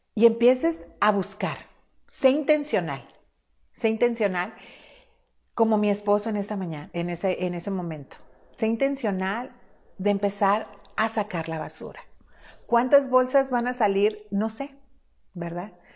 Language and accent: Spanish; Culiacán, Sinaloa, Mexico; moved away; Yo soy mexicana de una zona del noroeste del país que se llama Sinaloa, puntualmente soy culiacanense, culichi como nos llaman generalmente a nosotros